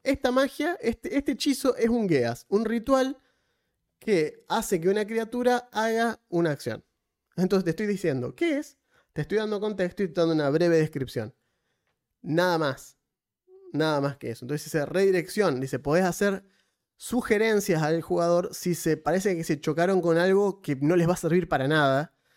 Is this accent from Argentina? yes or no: yes; Argentina; no soy de Tucumán soy argentino